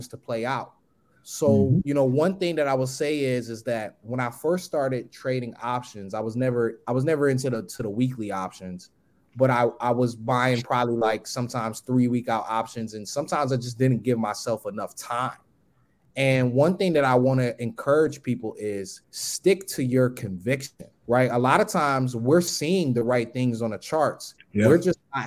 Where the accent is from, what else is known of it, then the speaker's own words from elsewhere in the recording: Long Island, New York, United States; also born or lived in Buffalo, New York; now in Atlanta, United States; I'm originally from New York, Long Island. I lived in Buffalo as well, too. But I live here in Atlanta.